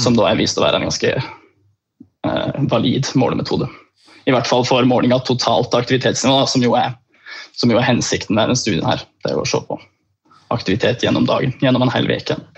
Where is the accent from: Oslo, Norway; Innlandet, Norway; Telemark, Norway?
Innlandet, Norway; Beitostølen; jeg er fra en gård, jeg er fra Beitostølen